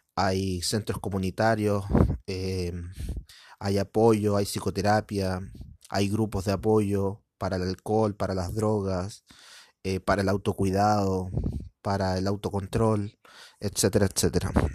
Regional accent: Chile; soy de Latinoamérica, específicamente en Chile

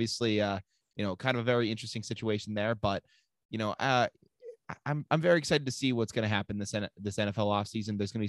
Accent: Rhode Island, United States; because we're from Rhode Island.

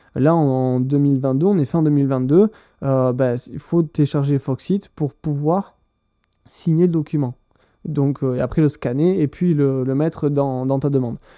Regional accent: France; moved away as an adult; now in Owen Sound, Canada; je suis un Français qui s'est installé au Canada il y a 6 mois

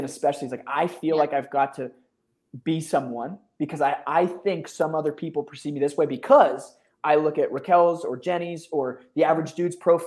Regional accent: Philadelphia, Pennsylvania, United States; now in Austin, United States; I grew up in Philly

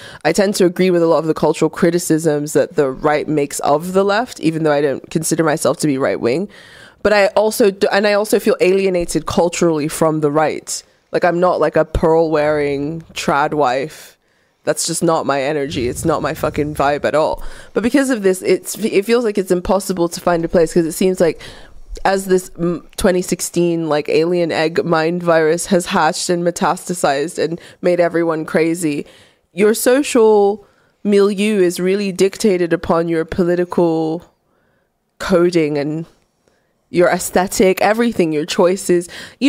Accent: United Kingdom; I'm not going with you fucking weird Americans to my home country to help proselytize. But they were looking at the statistics of the religion in the UK.

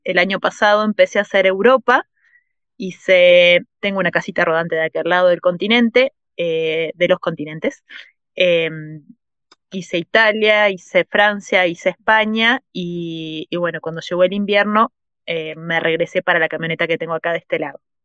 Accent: Uruguay; moved away as an adult; also born or lived in Mexico; fuera de Uruguay, que en Uruguay es que tengo mi familia, los amigos de toda la vida, es como el lugar donde crecí

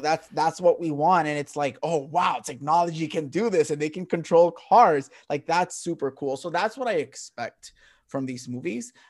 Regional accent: Puerto Rico; growing up in Puerto Rico, it was track and field and boxing.

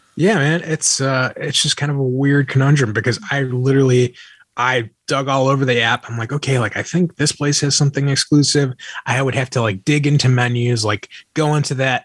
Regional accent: Chicago, Illinois, United States; I'm from Chicago

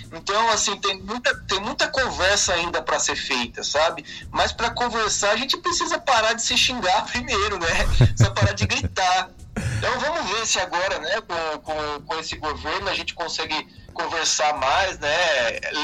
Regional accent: Brazil; quando você está fora né, do, do Brasil, é, você se sente, ao mesmo tempo que mais brasileiro ainda

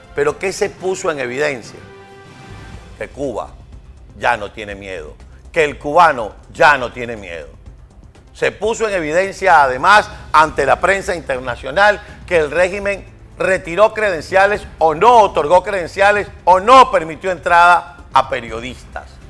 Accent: Venezuela; en Venezuela estamos en circunstancias parecidas

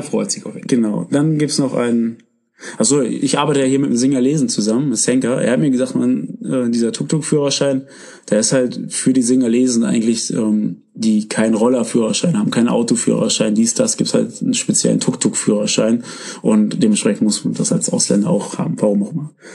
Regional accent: Germany; wir kommen hier aus Deutschland

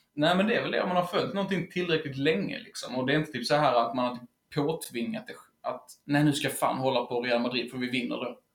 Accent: Helsingborg, Skåne, Sweden; kommer vi även från Helsingborg

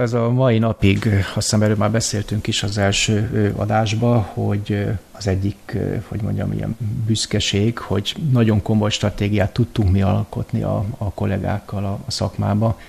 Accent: Hungary; now in Vienna, Austria; magyarként Bécsbe élve

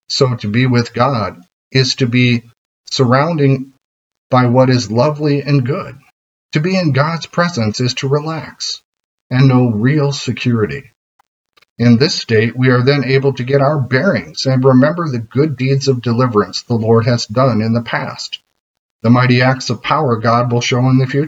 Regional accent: United States; as an American

